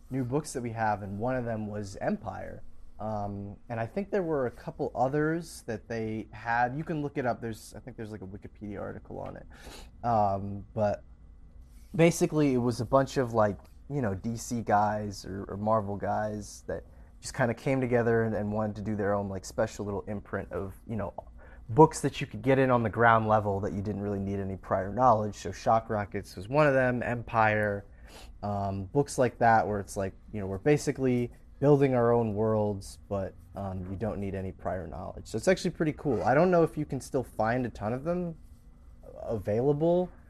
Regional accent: Canada; It's in my hometown.

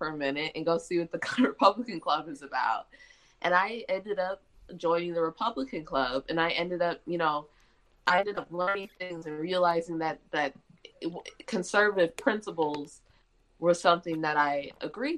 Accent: Detroit, Michigan, United States; moved away as an adult; also born or lived in Indiana; now in Mississippi, United States; I grew up in Michigan I'm actually from the Detroit suburbs.

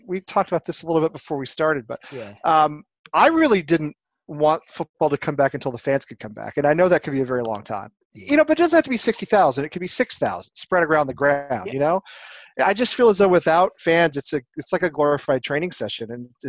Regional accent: Dallas, Texas, United States; When I was little, we had the North American Soccer League in the U.S. I grew up in Dallas, and we had a team in Dallas.

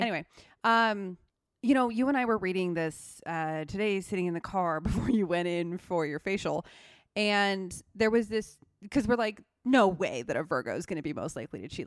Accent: Seattle, Washington, United States; moved away; I'm from Seattle

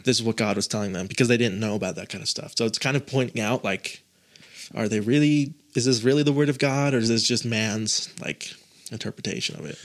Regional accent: Utah, United States; I was born and raised in Utah

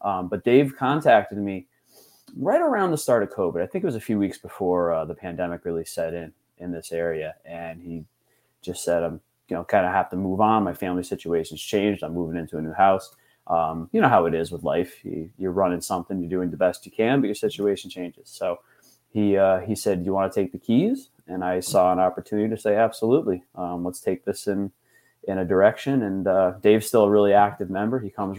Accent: Hartford, Connecticut, United States; born or raised there

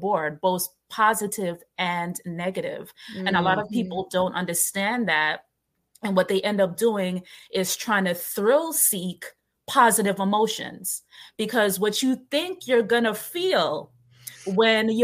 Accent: New York City, New York, United States; I grew up in New York, in Brooklyn

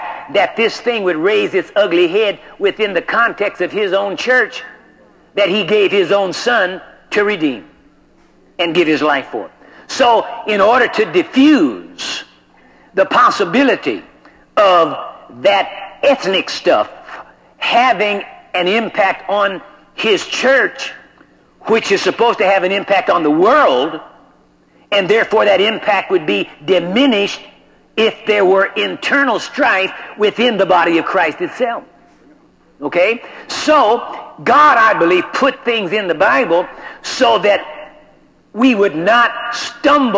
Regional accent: United States; I am an American, and I am in America

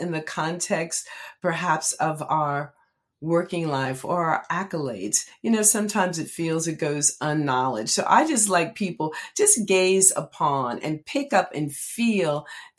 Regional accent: Red Bank, New Jersey, United States; Red Bank is in the house, my hometown.

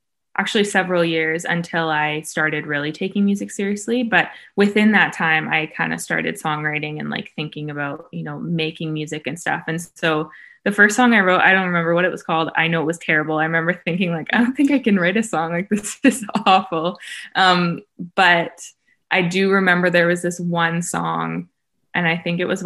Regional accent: Vancouver, British Columbia, Canada; now in Los Angeles, United States; I'm an artist from Vancouver, Canada, but I'm located

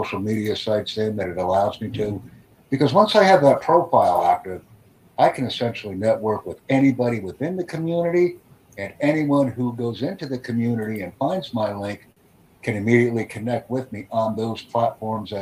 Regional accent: New York City, New York, United States; I'm from the New York City area

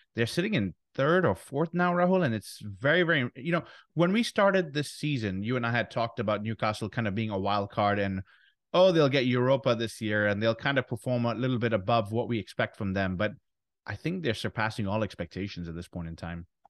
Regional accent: Ghana; our home nation, Ghana

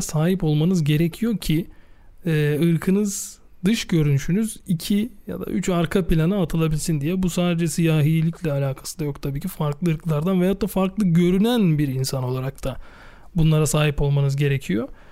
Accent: Turkey; bir Türk olarak

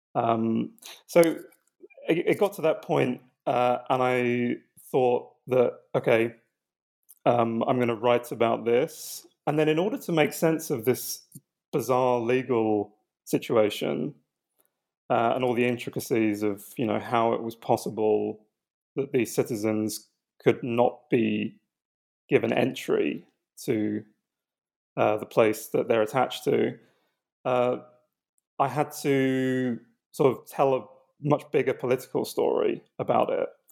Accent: London, United Kingdom; where I was eventually born. I was born in London

